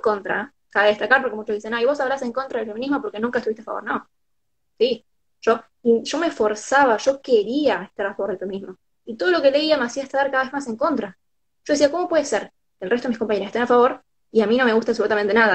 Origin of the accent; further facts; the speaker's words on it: San Lorenzo, Santa Fe, Argentina; soy de San Lorenzo, queda 40 minutos, media hora, dependiendo de dónde agarres.